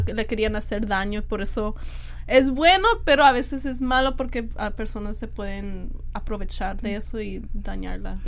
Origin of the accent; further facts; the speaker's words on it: United States; mis papás son de México, yo nací aquí en Estados Unidos como Selena también, mexicana, Mexican American.